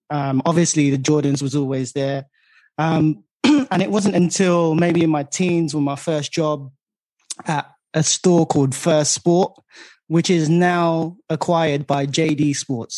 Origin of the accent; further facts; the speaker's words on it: London, United Kingdom; growing up in East London